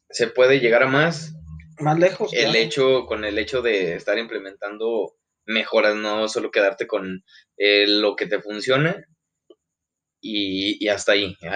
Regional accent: Mexico; porque pues obviamente pues somos mexicanos y pues tenemos la capacidad y tenemos el conocimiento

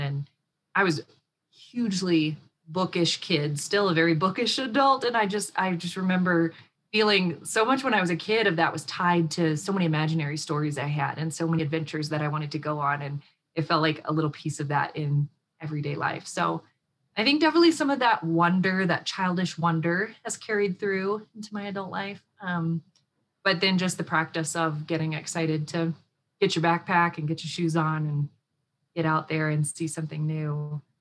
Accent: Texas, United States; I grew up in Texas

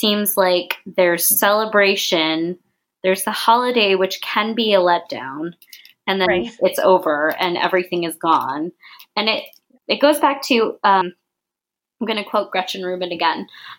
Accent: United States; I say this in quotations, of course, because we're both American

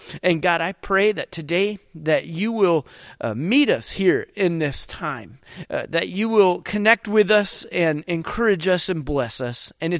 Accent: Rochester, New York, United States; And where I grew up back in Rochester, New York, man, we had all kinds of snow and we always played in the snow.

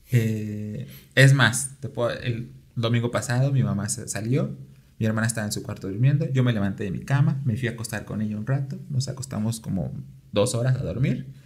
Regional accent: Mexico City, Mexico; Nací aquí en la Ciudad de México.

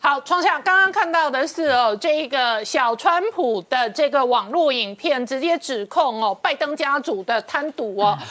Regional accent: Taiwan; 我作为一个台湾人

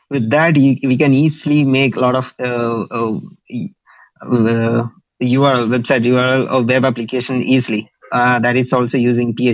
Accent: Kerala, India; first language Malayalam; English is a second language; for me, my mother tongue, Malayalam or oh, who will be speaking like uh, 40 million people. 35 to 40 million people is speaking my language.

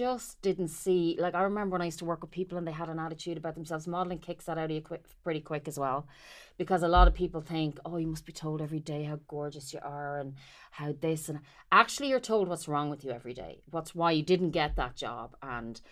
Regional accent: Carlow, Leinster, Ireland; moved away as an adult; also born or lived in Dublin; I'm a country bumpkin. I'm from Carlow

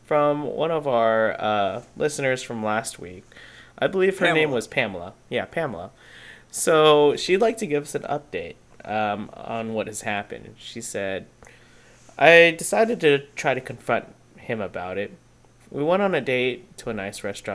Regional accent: Texas, United States; me and you, we're both from Texas

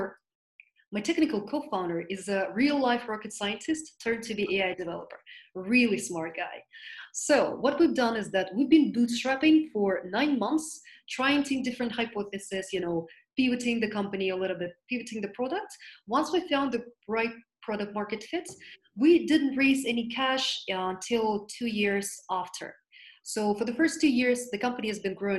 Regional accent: the Asian part of Russia, Asian Russia, Russia; I was born in the Asian part of Russia

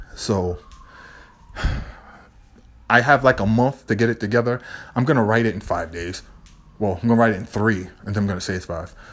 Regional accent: Boston, Massachusetts, United States; I'm from Boston. I always have this energy. When you're from Lower Roxbury, I al-, you always have this energy

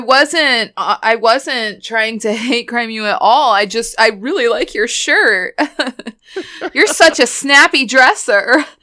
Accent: Boston, Massachusetts, United States; I'm just from Boston

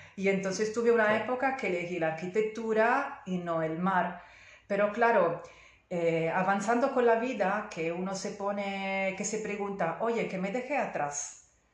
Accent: Italy; Spanish is a second language; moved away; soy italiana y entonces pido disculpas por mi español

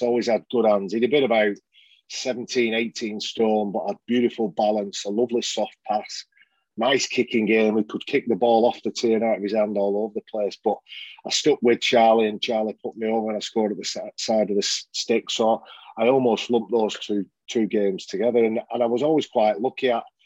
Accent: Oldham, North West England, United Kingdom; also born or lived in Leeds; I'm born and bred in Oldham

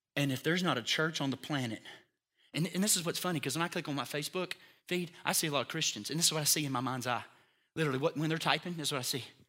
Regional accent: United States; It's called being an American. And I'm proud to be one

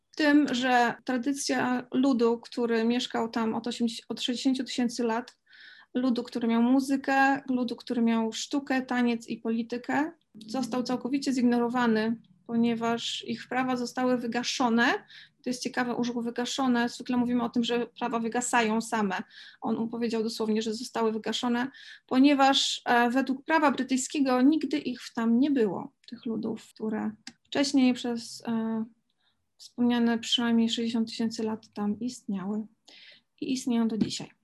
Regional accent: Poland; my się urodziłyśmy w środkowej, e, w środku Europy, w sercu Europy, Polsce

